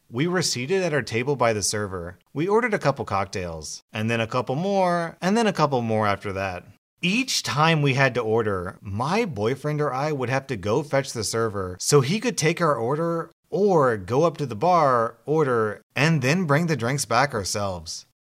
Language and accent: English; United States; As an American